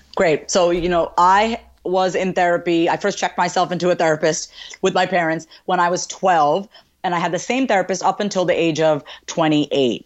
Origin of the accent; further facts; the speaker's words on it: New York, United States; I was born and raised in New York, and my parents are from India